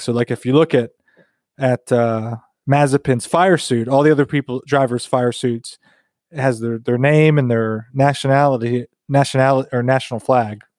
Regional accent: United States; as an American F one fan

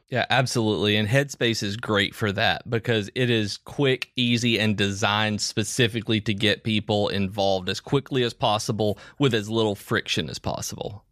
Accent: Tennessee, United States; now in Alabama, United States; I'm, I'm from Tennessee. I live in Alabama

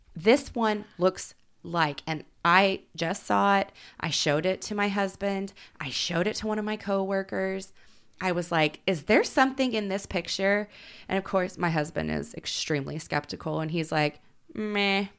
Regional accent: Oklahoma City, Oklahoma, United States; I grew up in Oklahoma City. We had Frontier City.

